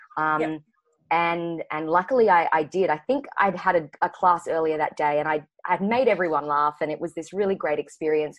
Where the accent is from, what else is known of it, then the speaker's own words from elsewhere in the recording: Brisbane, Queensland, Australia; now in Sydney, Australia; I'm currently in Sydney now, but I haven't um, I haven't always grown up in Sydney. So I'm from Brisbane, Queensland